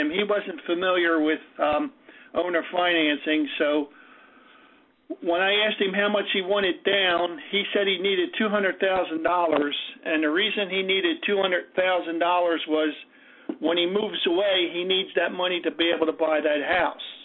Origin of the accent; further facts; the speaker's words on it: Atlantic City, New Jersey, United States; I'm from Atlantic City, New Jersey.